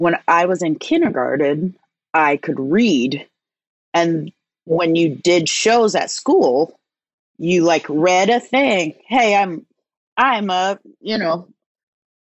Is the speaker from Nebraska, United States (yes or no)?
yes; Omaha, Nebraska, United States; also born or lived in Chicago; now in New York, United States; I grew up in Omaha, Nebraska.